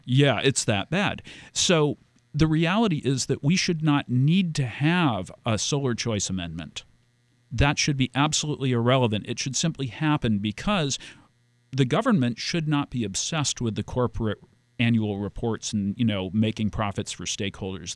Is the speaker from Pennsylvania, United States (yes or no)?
no; Key Biscayne, Florida, United States; I grew up on Key Biscayne